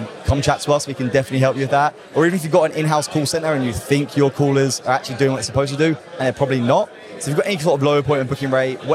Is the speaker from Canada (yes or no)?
no; England, United Kingdom; accent: British; I'm from England